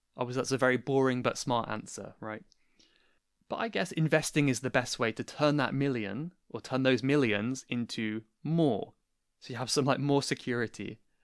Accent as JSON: {"language": "English", "area": "Cornwall", "region": "South West England", "country": "United Kingdom", "said": "I'm originally from Cornwall, which is in the southwest of England, and that is still where I am at the moment"}